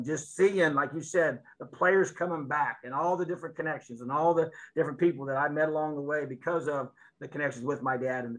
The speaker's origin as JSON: {"language": "English", "region": "Indiana", "country": "United States", "tie": "born or raised there", "also_born_or_lived": "Florida", "said": "being born and raised here, coaching high school football here"}